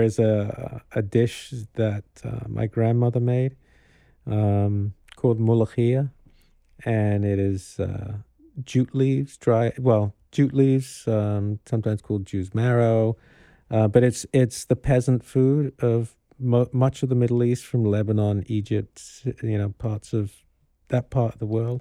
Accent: Kano, Kano State, Nigeria; moved away; also born or lived in London; I grew up in Carnu

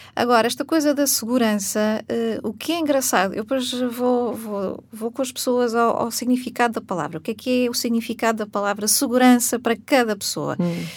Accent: Portugal; nós enquanto portugueses típicos que somos

